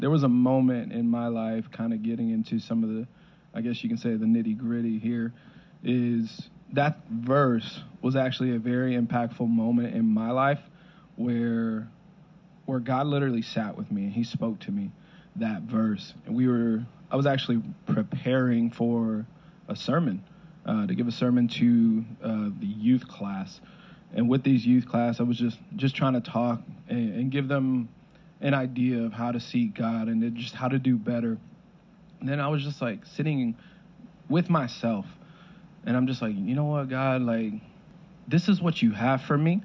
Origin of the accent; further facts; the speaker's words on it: Florida, United States; also born or lived in New Haven, Connecticut / Waterbury, Connecticut; moved down to Florida. Been here since then